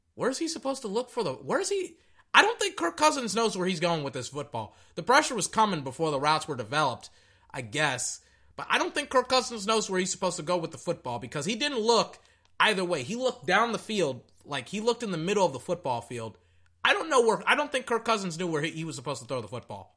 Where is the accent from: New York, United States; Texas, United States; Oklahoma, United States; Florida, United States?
Texas, United States; I'm Texan. That's, we, I'm from Texas. I'm a Texan